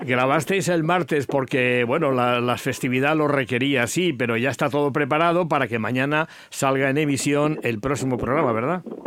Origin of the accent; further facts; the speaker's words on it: Villarrobledo, Castilla-La Mancha, Spain; Villarroledo de mi pueblo